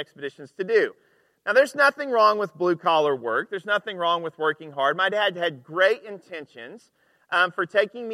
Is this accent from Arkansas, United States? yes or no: yes; Arkansas, United States; I'm from Arkansas